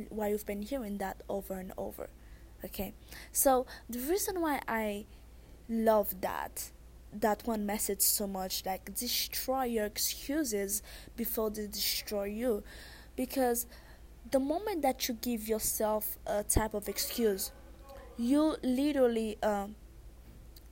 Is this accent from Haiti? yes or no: yes; Haiti; accent: thick accent; I'm Haitian